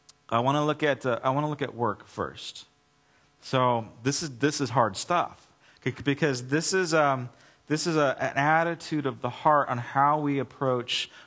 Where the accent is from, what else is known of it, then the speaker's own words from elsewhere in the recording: United States; I'm an American